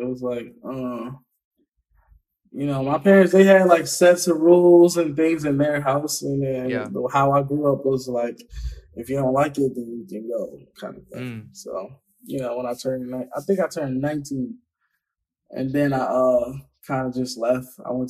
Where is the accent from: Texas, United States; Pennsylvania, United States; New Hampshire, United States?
Pennsylvania, United States; Philadelphia; Like, I guess where I grew up, what we all from Philly, where we call Philly, is like, you know, the inner city pretty much.